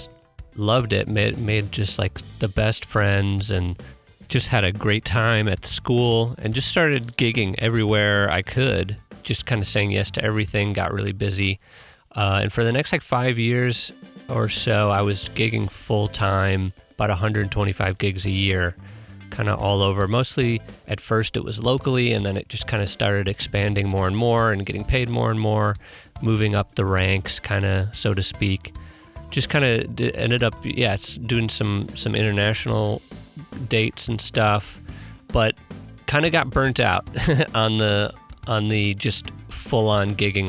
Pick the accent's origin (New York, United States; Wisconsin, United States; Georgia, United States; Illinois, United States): Wisconsin, United States; Milwaukee; moved away as an adult; also born or lived in St. Louis, Missouri; now in Los Angeles, United States; I'm originally from Milwaukee, Wisconsin